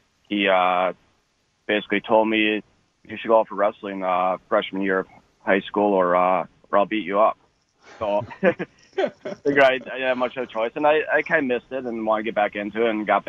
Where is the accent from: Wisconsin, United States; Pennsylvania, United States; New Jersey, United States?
Wisconsin, United States; Sheboygan Falls; also born or lived in Grafton, Wisconsin; I grew up in Sheboygan Falls